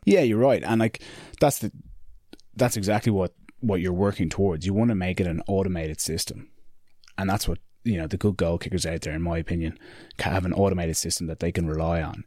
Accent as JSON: {"language": "English", "country": "Ireland", "said": "it is an Irish thing that we, you know, we put each other down, we put ourselves down"}